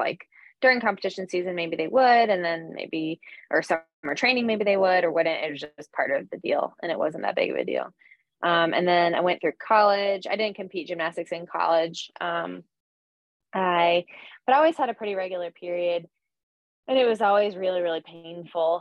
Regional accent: North Carolina, United States; also born or lived in Astoria, New York; now in New York, United States; I grew up in North Carolina

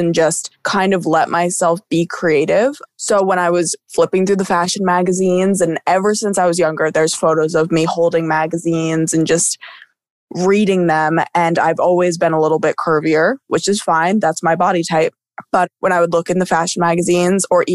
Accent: Somers, United States; growing up in Somers

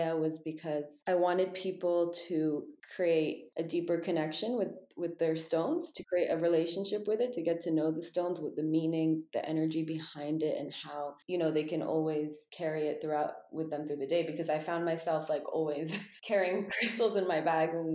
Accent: Texas, United States; I was born in Texas

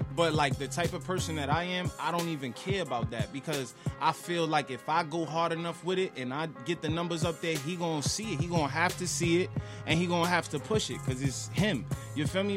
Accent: New York, United States; I'm from New York

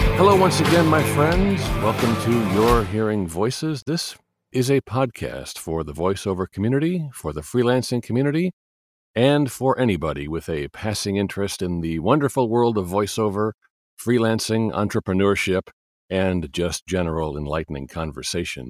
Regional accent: Chicago, Illinois, United States; I'm from Chicago

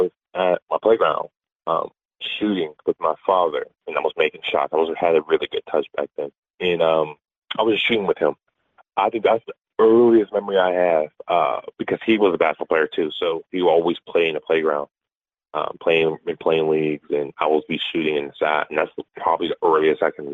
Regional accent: Keysport, Pennsylvania, United States; I'm from Keysport, Pennsylvania.

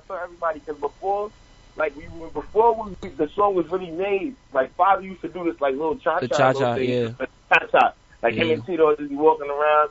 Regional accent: New York City, New York, United States; We all from Brooklyn. We all from Brooklyn.

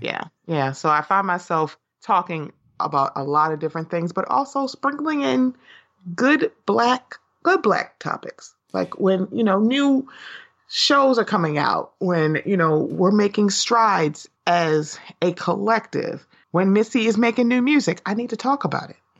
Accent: Baltimore, Maryland, United States; I'm from Baltimore

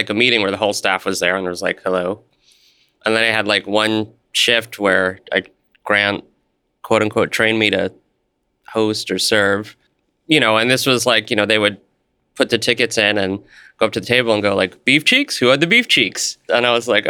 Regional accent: New York City, New York, United States; moved away as an adult; now in Portland, United States; I grew up in New York

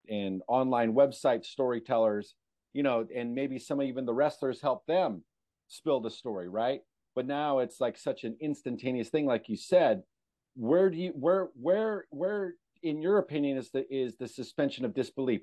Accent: California, United States; I grew up in California

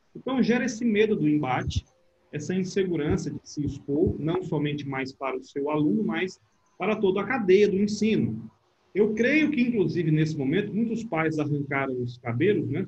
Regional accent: Brazil; o tempo que eu morei fora, quando eu dizia, ah, eu sou brasileiro

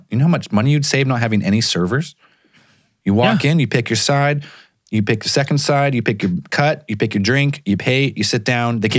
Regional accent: Canada; No, sorry. I'm Canadian.

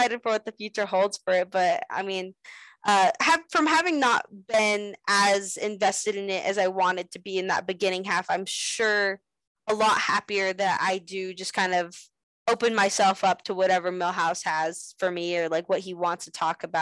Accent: Las Vegas, Nevada, United States; still be able to wrestle in my hometown

